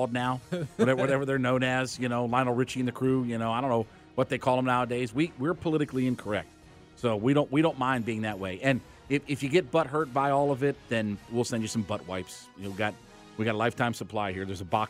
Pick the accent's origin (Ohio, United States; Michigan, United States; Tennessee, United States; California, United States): Ohio, United States; I grew up with the Indians. I'm from Northeast Ohio, okay?